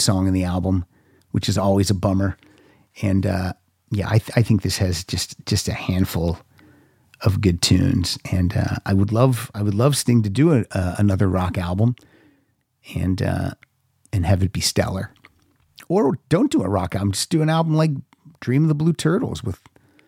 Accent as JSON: {"language": "English", "region": "Pennsylvania", "country": "United States", "tie": "born or raised there", "said": "growing up in Pennsylvania"}